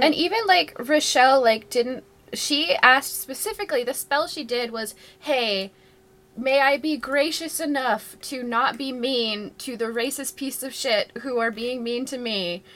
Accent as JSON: {"language": "English", "region": "Ontario", "country": "Canada", "said": "as a Canadian"}